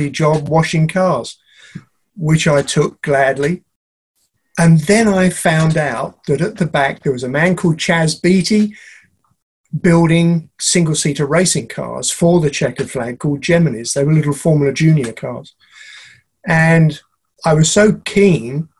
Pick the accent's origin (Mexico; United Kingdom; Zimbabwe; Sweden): United Kingdom; London; I was born and brought up in Chiswick in West London